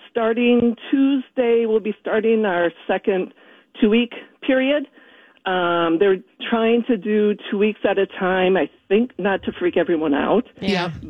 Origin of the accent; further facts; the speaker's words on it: Minneapolis, Minnesota, United States; moved away as an adult; also born or lived in St. Louis Park, Minnesota; now in Burgundy, France; I'm from Minneapolis originally